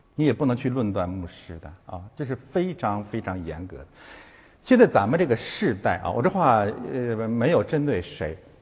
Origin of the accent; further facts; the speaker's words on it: China; 我们都是中国人